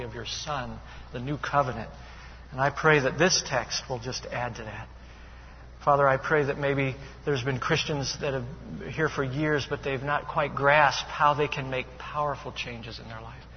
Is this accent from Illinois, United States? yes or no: yes; Chicago, Illinois, United States; now in Charleston, United States; I am from Chicago